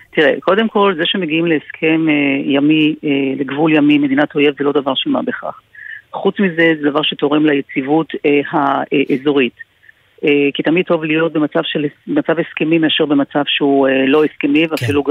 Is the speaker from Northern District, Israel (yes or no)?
yes; Nahariya, Northern District, Israel; אני גדלתי בנהריה